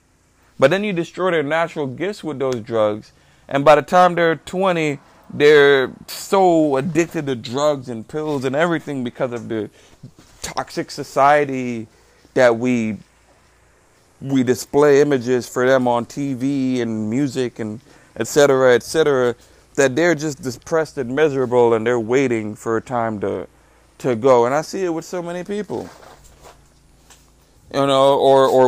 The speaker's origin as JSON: {"language": "English", "country": "Trinidad & Tobago", "tie": "born or raised there", "moved": "yes", "lives_now": "United States", "said": "I grew up in Trinidad and Tobago"}